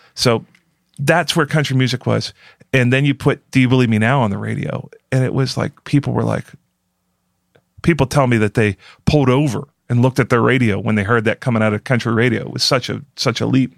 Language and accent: English; Pittsburgh, Pennsylvania, United States; I'm from Pittsburgh and I'm cheap.